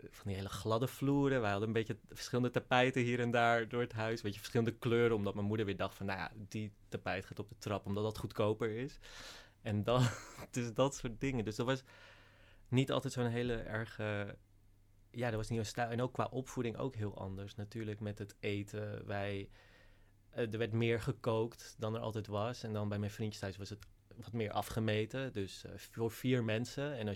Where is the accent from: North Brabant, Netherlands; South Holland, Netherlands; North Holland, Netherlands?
North Holland, Netherlands; Langendijk; Uh, in Langendijk. een heel klein dorpje. En ons uitzicht was ook echt letterlijk op een koeienlandschap.